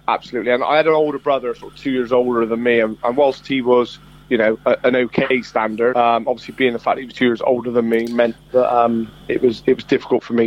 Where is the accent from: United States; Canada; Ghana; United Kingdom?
United Kingdom; Bristol, South West England; accent: Bristolian; I was born and raised here, so I always say I'm um, I'm English, but with Irish blood.